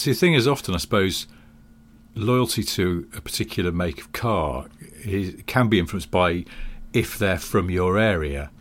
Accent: the Northwest, North West England, United Kingdom; growing up in the Northwest

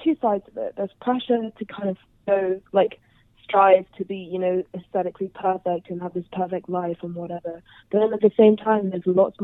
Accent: London, United Kingdom; I'm from Southwest London

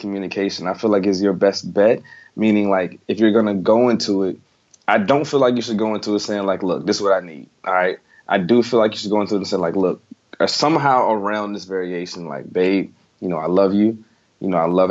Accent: the South, United States; I'm from the South.

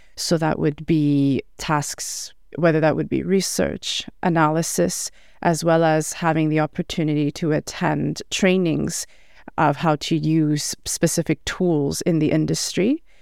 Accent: Montreal, Quebec, Canada; now in Ottawa, Canada; I'm from Montreal

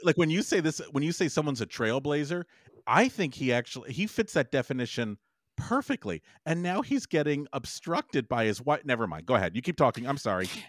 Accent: Los Angeles, California, United States; I grew up in Los Angeles

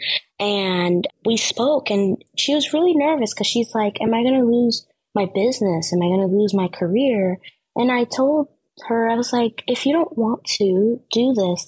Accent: New York City, New York, United States; I grew up in the Bronx, right? In inner city schools.

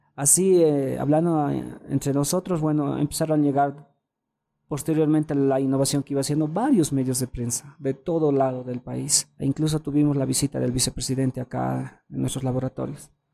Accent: Bolivia; como bolivianos

